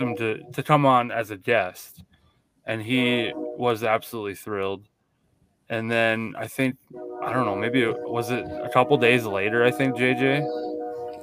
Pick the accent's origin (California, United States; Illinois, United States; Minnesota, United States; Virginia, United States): Minnesota, United States; we are from Minnesota, so we are Vikings fans